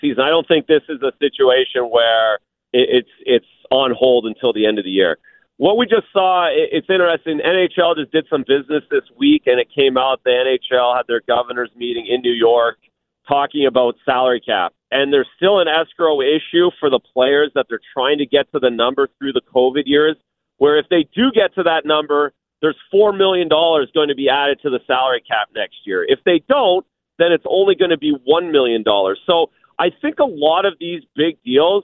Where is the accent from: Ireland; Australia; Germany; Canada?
Canada; accent: Canadian; moved away as an adult; now in Boston, United States; It's kind of my accent. My Canadianism comes out